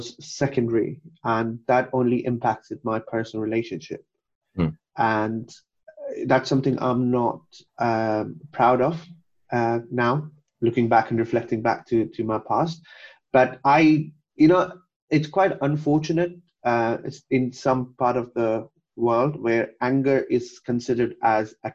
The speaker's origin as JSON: {"language": "English", "country": "Kuwait", "tie": "born or raised there", "also_born_or_lived": "Pakistan", "moved": "yes", "said": "I was born and brought up in Kuwait"}